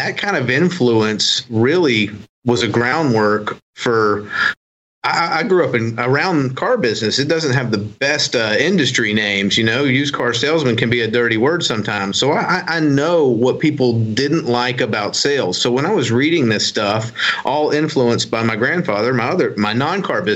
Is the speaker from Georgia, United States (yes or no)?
no; Gulfport, Mississippi, United States; also born or lived in Ocean Springs, Mississippi; I was born in Ocean Springs Hospital. But I am born and raised in Gulfport